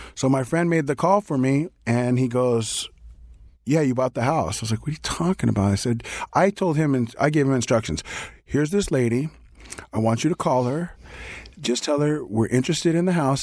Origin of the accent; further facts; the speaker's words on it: New York, United States; also born or lived in Reseda, California; now in Los Angeles, United States; being a New Yorker who lived in LA most of his life